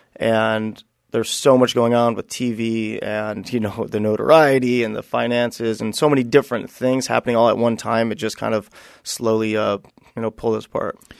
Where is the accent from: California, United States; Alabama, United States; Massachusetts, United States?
California, United States; Buena Park; I, I grew up in, uh, Buena Park, California